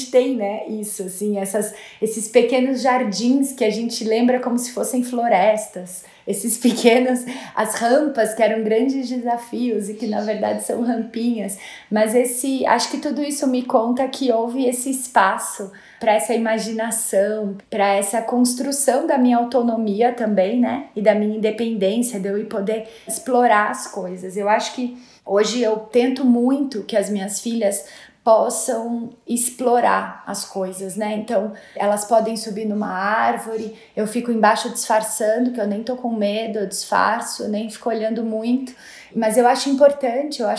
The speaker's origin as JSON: {"language": "Portuguese", "region": "São Paulo", "country": "Brazil", "tie": "born or raised there", "said": "Eu nasci e cresci aqui em São Paulo. É, eu morava num apartamento a cinco quadras da Avenida Paulista, então é, eu tive uma infância muito urbana, né?"}